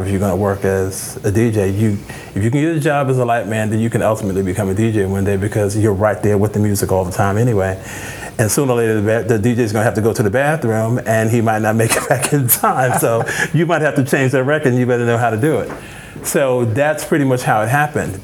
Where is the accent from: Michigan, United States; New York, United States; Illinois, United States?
New York, United States; New York City; moved away; also born or lived in Chicago; I was born and raised in the Boogie Down, the Boogie Down Bronx.